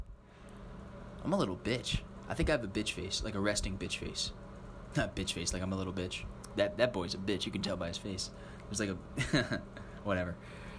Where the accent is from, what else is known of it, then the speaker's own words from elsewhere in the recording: New Jersey, United States; now in Brooklyn, United States; I'm a transplant. I am only from New Jersey.